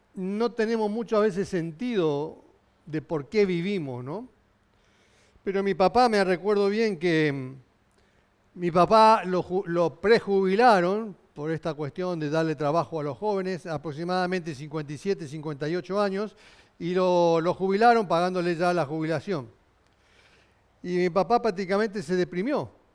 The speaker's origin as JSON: {"language": "Spanish", "country": "Argentina", "said": "yo somos argentino"}